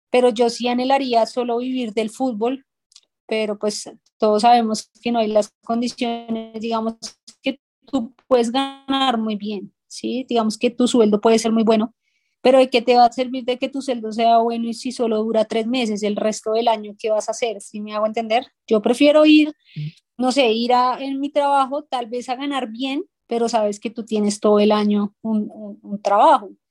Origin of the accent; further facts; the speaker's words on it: Bogotá, Colombia; casi que toda mi infancia crecí en ese barrio